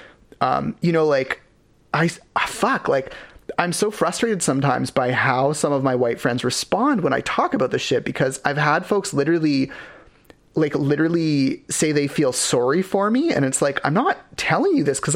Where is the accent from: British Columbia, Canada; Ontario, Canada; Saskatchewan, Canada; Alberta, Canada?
British Columbia, Canada; Ladner; we grew up in Latimer